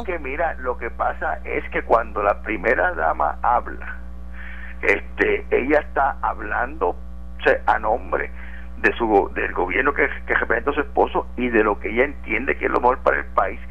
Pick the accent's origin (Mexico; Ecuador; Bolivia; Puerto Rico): Puerto Rico; nos unimos como puertorriqueños y puertorriqueñas